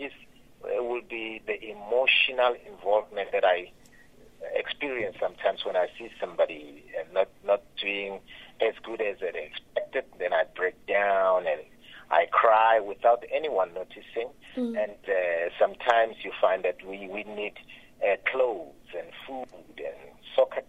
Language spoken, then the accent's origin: English; Limpopo, South Africa; also born or lived in Phalaborwa; I'm from Limpopo in a small village called Makuba in Guyana. That's where I was born. But now I stay in Phalaborwa.